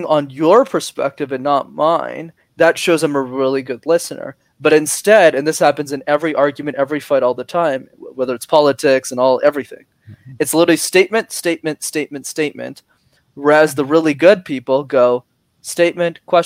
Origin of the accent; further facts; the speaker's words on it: Canada; I was born in Canada